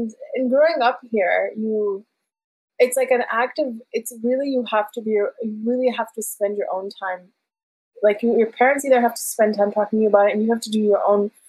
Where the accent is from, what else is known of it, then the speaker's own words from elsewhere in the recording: Ohio, United States; first language Farsi; English is a second language; I grew up in Ohio, and so like my layered identity was I grew up in one of the only Afghan families